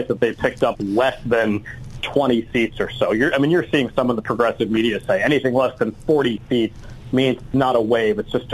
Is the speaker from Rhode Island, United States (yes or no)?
yes; Rhode Island, United States; moved away; I'm from Rhode Island originally